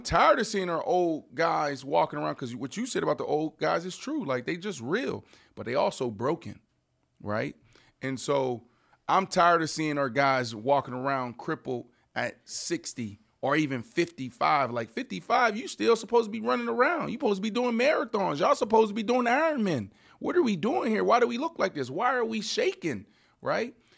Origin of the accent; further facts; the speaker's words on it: Pittsburgh, Pennsylvania, United States; where I grew up in Pittsburgh, really intense